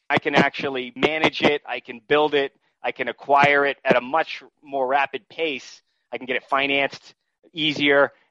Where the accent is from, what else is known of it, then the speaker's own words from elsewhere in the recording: New England, United States; I'm originally from New England, so I looked at markets that I uh, knew growing up in that region, out in Western Massachusetts, Vermont, New Hampshire.